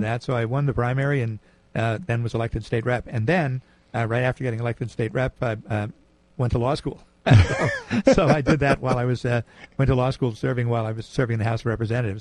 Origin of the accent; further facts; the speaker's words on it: New Haven, Connecticut, United States; born in New Haven. Um, I lived here all of my life. Was uh, grew up in in uh, Fairhaven.